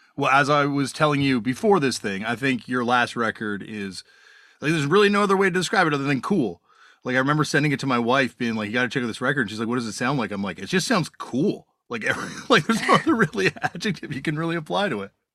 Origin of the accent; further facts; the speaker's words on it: Canada; growing up in Canada, having much music